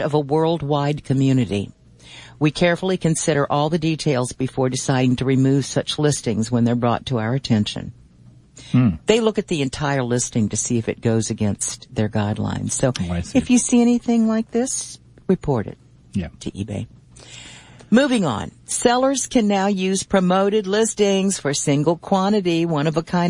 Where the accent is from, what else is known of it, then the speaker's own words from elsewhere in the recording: Virginia, United States; Charlottesville, Virginia, my home state